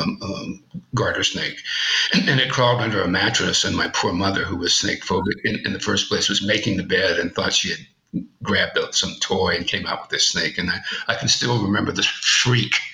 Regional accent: Houma, Louisiana, United States; moved away; also born or lived in Bayou Black, Louisiana; I grew up in Houma, actually Bayou Black, west of Houma

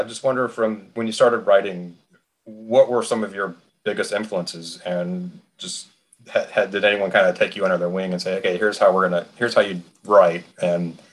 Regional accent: United States; I grew up outside of Washington, D.C.

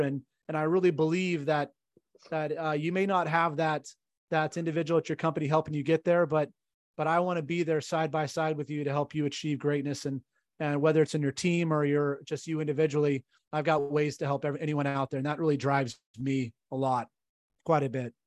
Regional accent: California, United States; I'm from California

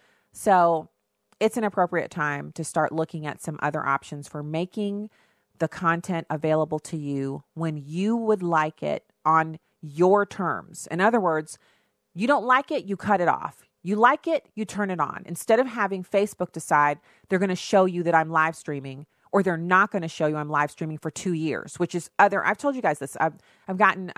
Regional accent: United States; I'm an American

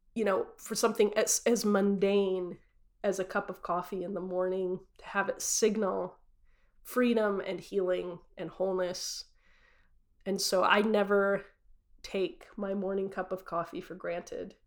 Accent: Utah, United States; I grew up in Utah as a devout Mormon, born and raised uh, in Utah

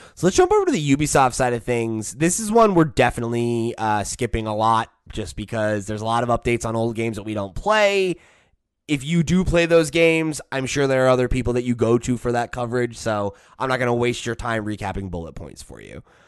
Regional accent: United States; I'm from America

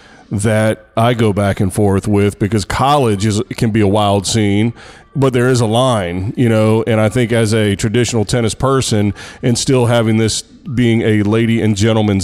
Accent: United States; I'm American

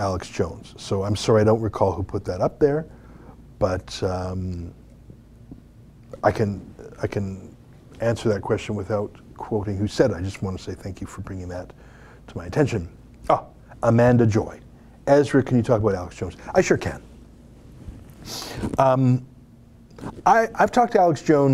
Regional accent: Canada; we're Canadian

